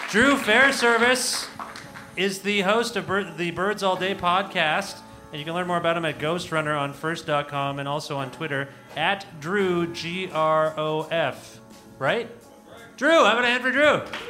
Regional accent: Toronto, Ontario, Canada; I grew up in this area well, hearing about the Leafs, Leafs constantly

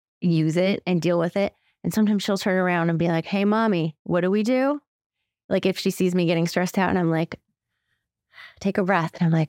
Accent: California, United States; no, yes, I'm from California. Like, I say it with pride now.

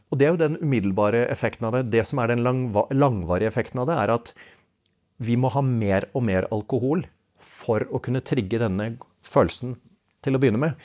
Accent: Svelvik, Vestfold, Norway; Jeg kommer jo fra Svelvik

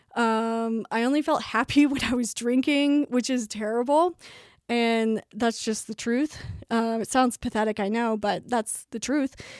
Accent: Tulsa, Oklahoma, United States; moved back home to Tulsa and then finished at Saint Gregory's in my hometown

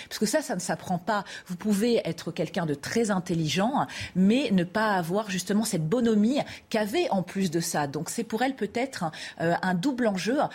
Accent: Paris, Île-de-France, France; en tant que parisienne, chauvine

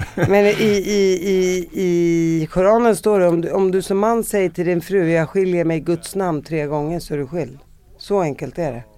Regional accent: Sweden; jag är palestinier uppvuxen i Sverige

